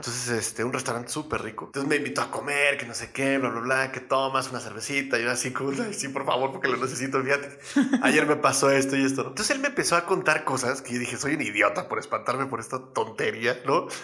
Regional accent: Mexico City, Mexico; nací en la Ciudad de México

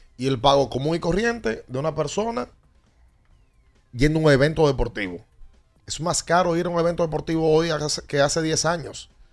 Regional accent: Dominican Republic; nuestros hermanos dominicanos

